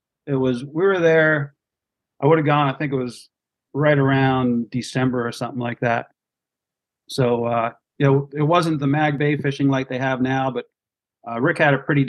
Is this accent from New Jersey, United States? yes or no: yes; New Jersey, United States; I grew up in New Jersey